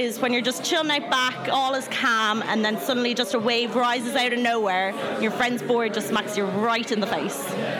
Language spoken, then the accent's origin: English; Dublin, Leinster, Ireland; moved away as an adult; now in Surrey, United Kingdom; I'm from Dublin originally, but I'm at University in Surrey at the moment.